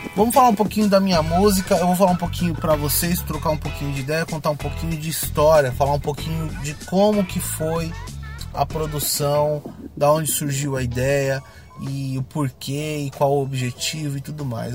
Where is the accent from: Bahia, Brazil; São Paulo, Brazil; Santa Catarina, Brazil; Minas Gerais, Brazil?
São Paulo, Brazil; eu nasci no Peri, cresci lá